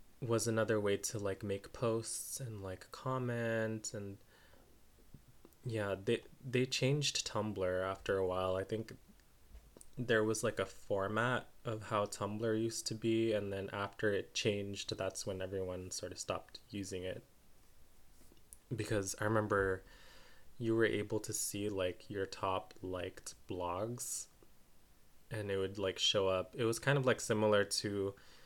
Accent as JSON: {"language": "English", "country": "United States", "said": "I'm Filipino American"}